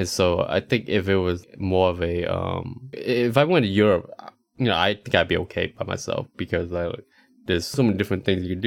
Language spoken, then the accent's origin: English; Charlotte, North Carolina, United States; also born or lived in Texas; now in Austin, United States; I was going home to Charlotte